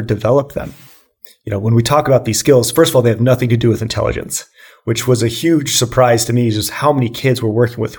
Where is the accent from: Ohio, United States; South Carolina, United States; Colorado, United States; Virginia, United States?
Colorado, United States; Boulder; So I grew up in Boulder, Colorado, and I was actually diagnosed with ADHD, hyperactive ADHD, at the age of 5 years old.